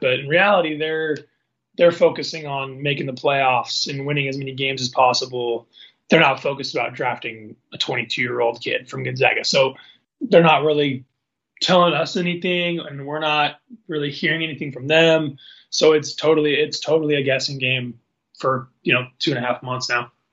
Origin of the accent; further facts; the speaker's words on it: Seattle, Washington, United States; now in Spokane, United States; I'm from Seattle